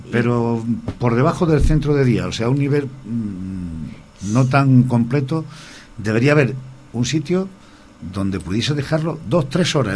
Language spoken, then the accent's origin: Spanish; Purias, Region of Murcia, Spain; moved away; yo soy de, lógicamente, de Purias, aunque no vivo allí ahora actualmente